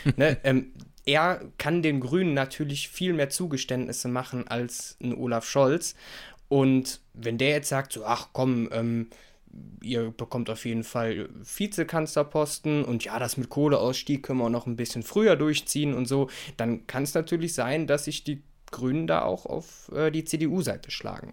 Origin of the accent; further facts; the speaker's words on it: Rhineland, Germany; als Rheinländer